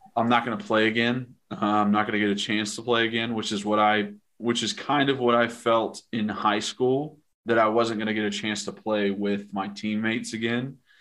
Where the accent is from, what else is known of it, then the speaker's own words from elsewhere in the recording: Knoxville, Tennessee, United States; I was from Knoxville and a local kid